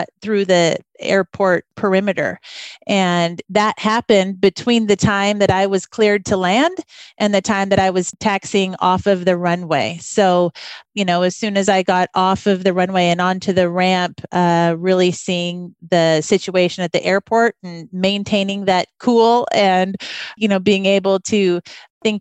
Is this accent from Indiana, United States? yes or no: no; Vancouver, Washington, United States; moved away as an adult; also born or lived in West Africa; growing up in Vancouver